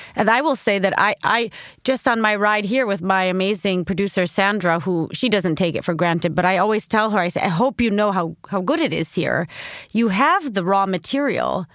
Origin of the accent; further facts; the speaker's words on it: United States; also born or lived in Sweden; I'm back home in America and I'm an American